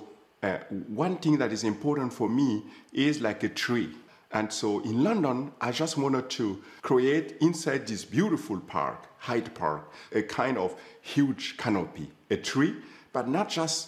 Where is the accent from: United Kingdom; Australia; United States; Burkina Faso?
Burkina Faso; Gando, Centre-Est; moved away; I am the man from Gando